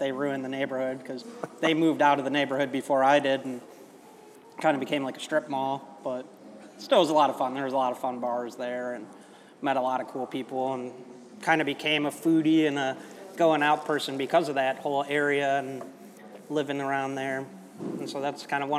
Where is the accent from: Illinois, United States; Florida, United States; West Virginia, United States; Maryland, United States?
Illinois, United States; Chicago; I grew up in Wicker Park in Chicago